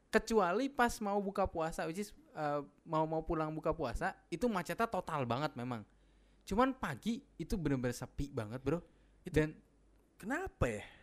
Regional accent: Sumatra, Indonesia; now in Jakarta, Indonesia; di kampung halaman gua udah nggak ada keluarga gua gitu rata-rata udah pindah ke Jakarta atau ke daerah lain jadi nggak ada keharusan untuk pulang ke Sumatera sih kalau gua gitu.

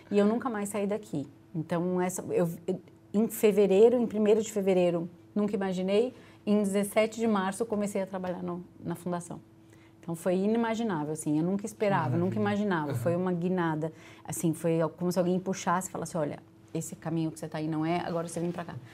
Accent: São Paulo, Brazil; Eu sou de São Paulo, de apartamento, então, assim, é, eu ficava o dia inteiro na escola

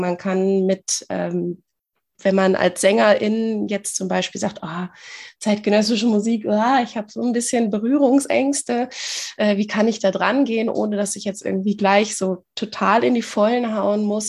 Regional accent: near Bielefeld, North Rhine-Westphalia, Germany; ich komme aus der Nähe von Bielefeld

